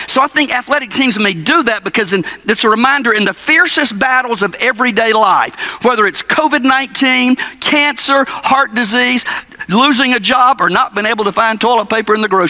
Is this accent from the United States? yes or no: yes; Cordele, Georgia, United States; I grew up in Cordele, Georgia, a little South Georgia town